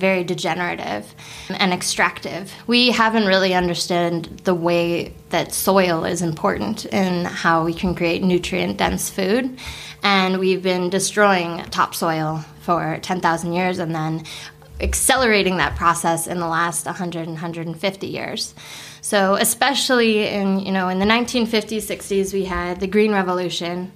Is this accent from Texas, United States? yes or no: no; California, United States; moved away as an adult; now in Sweden; I am originally from California